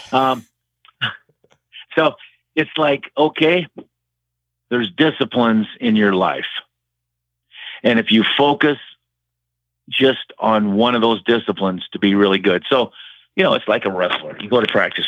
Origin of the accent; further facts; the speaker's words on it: Waterloo, Iowa, United States; Waterloo, my hometown